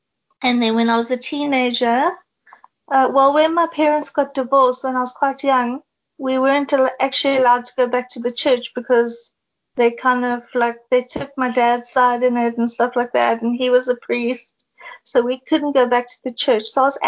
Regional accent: East London, Eastern Cape, South Africa; moved away as an adult; also born or lived in United Kingdom; now in Cape Town, South Africa; I grew up in East London in the Eastern Cape.

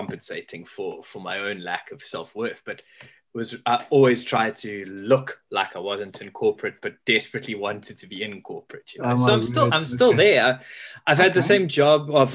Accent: Pietermaritzburg, KwaZulu-Natal, South Africa; moved away as an adult; also born or lived in Durban; now in Cape Town, South Africa; I was born in Durban, grew up in Pietermaritzburg, but I was desperate to leave and become a Cape Townian

